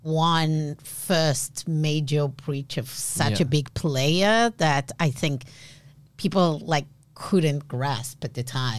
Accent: Boston, Massachusetts, United States; …. Yes. We're from Boston.

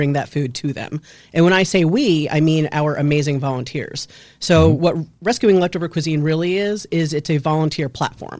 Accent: Westchester, New York, United States; moved away; I'm from Westchester

